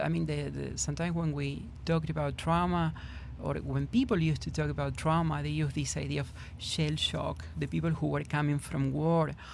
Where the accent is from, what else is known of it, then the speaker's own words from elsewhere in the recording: Argentina; English is a second language; moved away as an adult; now in Houston, United States; I was born and raised in in Argentina